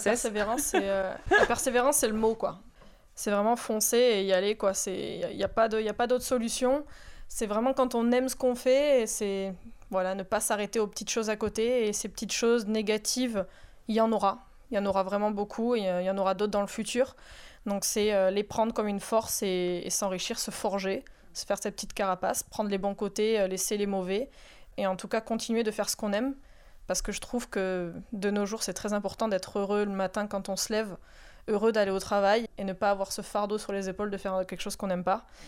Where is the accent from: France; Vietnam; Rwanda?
France; Mediterranean coast; also born or lived in Landes; now in Soustons, France; j'ai grandi à Méditerranée